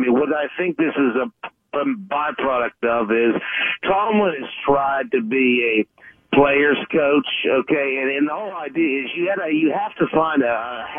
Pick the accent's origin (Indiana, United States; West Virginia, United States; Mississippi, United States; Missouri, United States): West Virginia, United States; Wheeling; Because I'm from Wheeling?